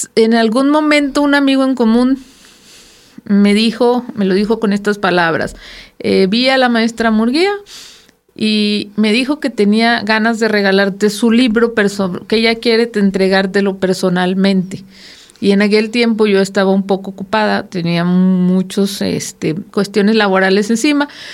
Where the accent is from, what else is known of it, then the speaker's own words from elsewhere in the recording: Sinaloa, Mexico; now in Coahuila, Mexico; soy sinaloense